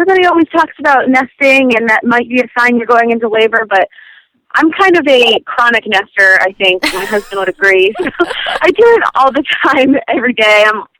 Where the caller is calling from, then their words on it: Maine, United States; I'm from Maine.